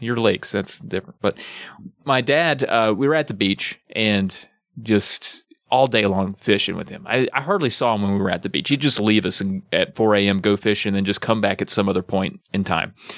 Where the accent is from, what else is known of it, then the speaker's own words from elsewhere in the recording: the South, Appalachia, United States; I guess I am a Southerner, but I think where I live regionally, we would consider ourselves more Appalachian